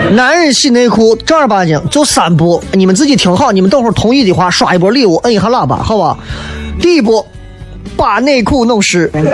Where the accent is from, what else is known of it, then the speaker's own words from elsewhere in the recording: Xi'an, Shaanxi, China; accent: local dialect; 正儿八经原汁原味的咱本地的方方言为主的脱口秀